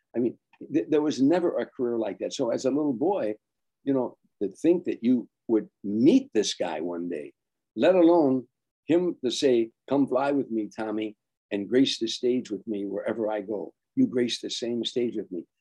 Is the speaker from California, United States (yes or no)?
no; Chicago, Illinois, United States; a raggedy kid growing up in the South Side